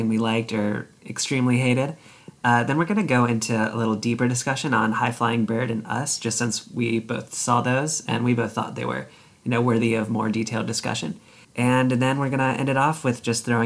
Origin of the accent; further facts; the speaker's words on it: Richmond, Virginia, United States; I'm from Richmond, Virginia